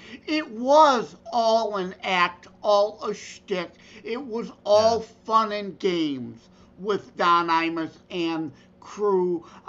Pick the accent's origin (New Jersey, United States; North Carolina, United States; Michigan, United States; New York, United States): Michigan, United States; Detroit; I'm from the Detroit area